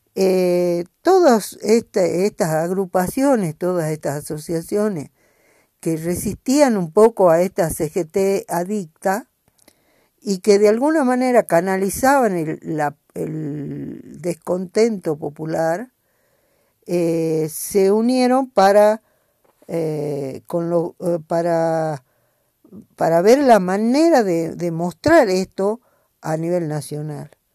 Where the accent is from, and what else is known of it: Jujuy, Argentina